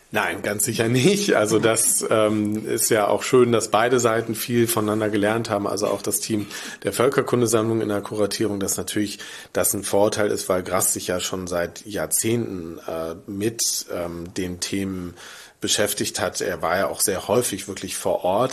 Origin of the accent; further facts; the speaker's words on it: Germany; als Deutsche, als Westeuropäer